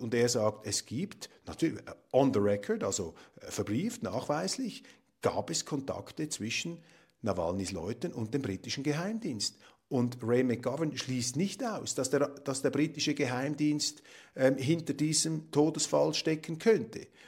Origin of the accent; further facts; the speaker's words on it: Switzerland; als Schweizer